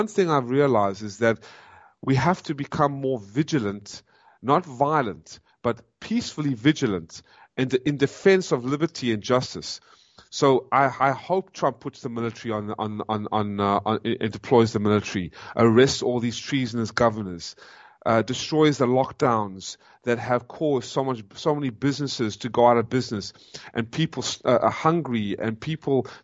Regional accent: South Africa; also born or lived in United States; I am a South African, born South African, and now an American

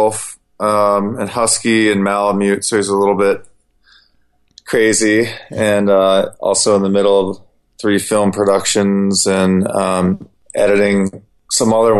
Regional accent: Germany; I was born in Germany, and my father's Turkish

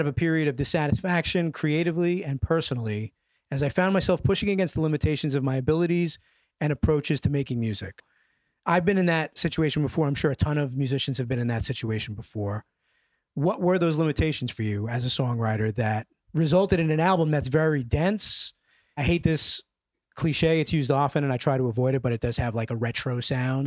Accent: New York City, New York, United States; my hometown, specifically Bushwick

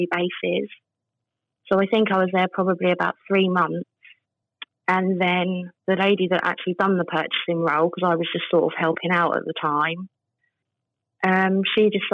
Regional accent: Wembley, London, United Kingdom; moved away as an adult; now in Caister-on-Sea, United Kingdom; I'm originally from Wembley. I moved to Caister 9 years ago

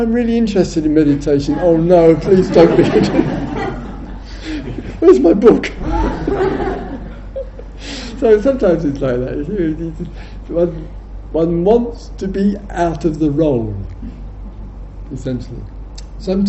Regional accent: England, United Kingdom

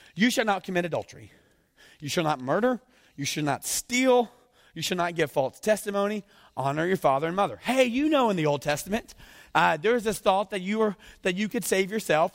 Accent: the South, United States; accent: southern; moved away; I'm from the South

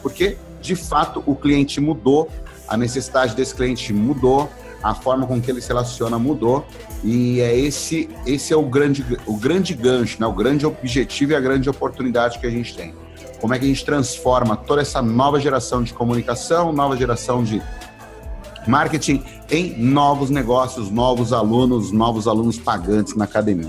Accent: São Bernardo do Campo, São Paulo, Brazil; eu sou natural de São Bernardo, tá? É uma cidade que é ABC Paulista, em São Paulo

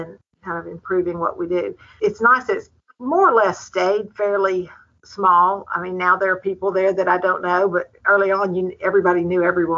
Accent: Mississippi, United States; also born or lived in Nashville, Tennessee; I'm in Mississippi. I'm from Mississippi originally, but spent the first part of my career in Nashville at Vanderbilt and moved here

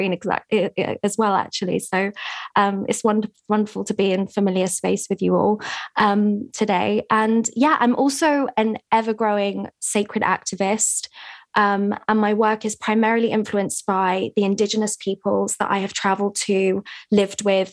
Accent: England, United Kingdom; I'm here in England, which is where I'm from, as you can hear by my accent.

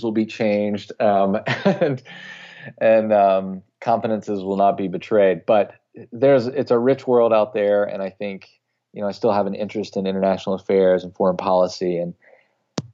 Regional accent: North Carolina, United States; my hometown in North Carolina

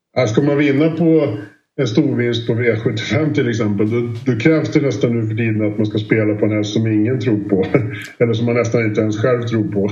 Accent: Sweden; Sundbyholm och Romme och de här banorna runt omkring där vi kommer ifrån

